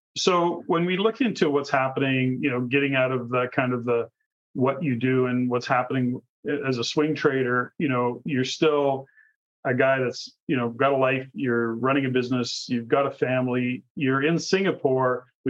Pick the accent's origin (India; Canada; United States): Canada; as a Canadian